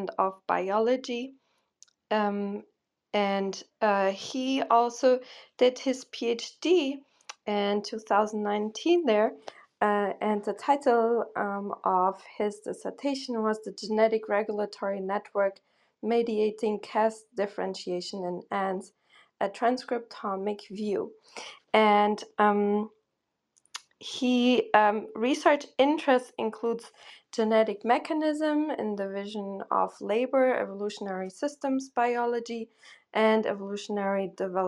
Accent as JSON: {"language": "English", "country": "Germany", "tie": "born or raised there", "moved": "yes", "said": "I grew up in Germany"}